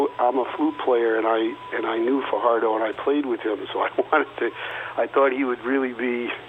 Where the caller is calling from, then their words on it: New York City, New York, United States; Well, I'm in New York City.